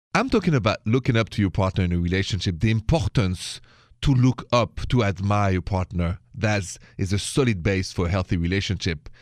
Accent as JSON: {"language": "English", "town": "Paris", "region": "Île-de-France", "country": "France", "accent": "French", "second_language": "English", "moved": "yes", "said": "my accent is French."}